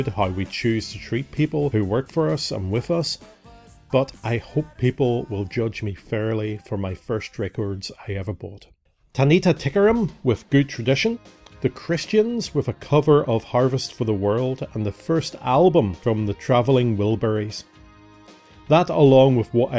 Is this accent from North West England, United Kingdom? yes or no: no; Northern Ireland, United Kingdom; growing up in Northern Ireland